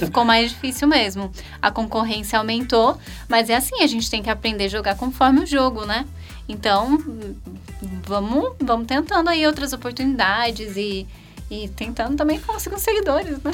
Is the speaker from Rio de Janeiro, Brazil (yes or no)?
no; Campinas, São Paulo, Brazil; also born or lived in Hortolândia; Miss Campinas, que é a cidade onde eu nasci